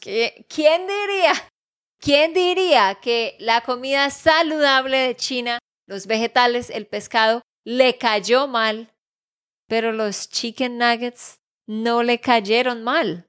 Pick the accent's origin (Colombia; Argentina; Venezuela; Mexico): Colombia; Santander; de Santander, Colombia